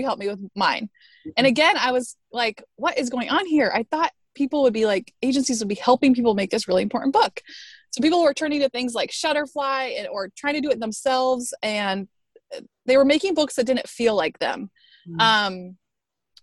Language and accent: English; Tucson, Arizona, United States; now in Chicago, United States; I grew up in the desert of Tucson, Arizona, and then I've been in Chicago now for somewhere between 10 and 15 years.